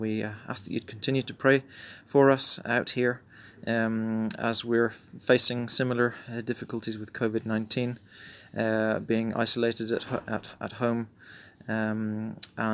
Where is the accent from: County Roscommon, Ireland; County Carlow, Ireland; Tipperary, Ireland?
County Roscommon, Ireland; Ballinlough; moved away as an adult; also born or lived in County Mayo / Sligo / Belfast; now in Chile; I grew up going to the parish of Kiltulla, Church of Ireland Church in Ballinlough, County Roscommon.